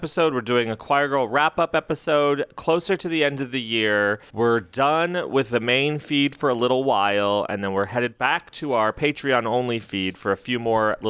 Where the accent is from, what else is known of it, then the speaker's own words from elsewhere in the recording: Las Cruces, New Mexico, United States; also born or lived in Albuquerque, New Mexico; I lived in Albuquerque. I'm from Las Cruces, but I lived in Albuquerque